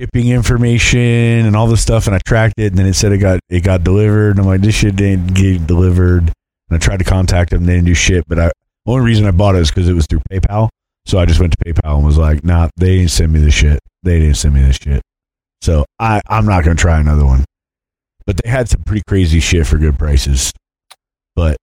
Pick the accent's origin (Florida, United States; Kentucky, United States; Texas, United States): Florida, United States; Orlando; I grew up in Orlando.